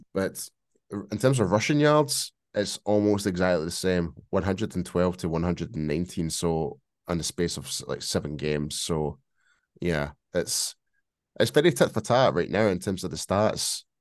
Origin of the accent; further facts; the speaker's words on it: Scotland, United Kingdom; accent: Scottish; my bloody Scottish accent